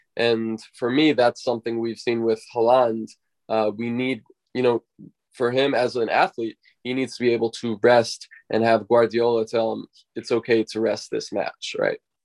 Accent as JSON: {"language": "English", "country": "United States", "tie": "born or raised there", "said": "growing up in the United States"}